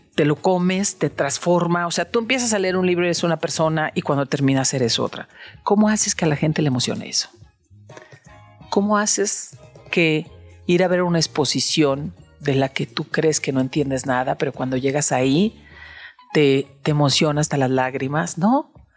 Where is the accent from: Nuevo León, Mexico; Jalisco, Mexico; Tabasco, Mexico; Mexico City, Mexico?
Jalisco, Mexico; Guadalajara; Yo que soy de Guadalajara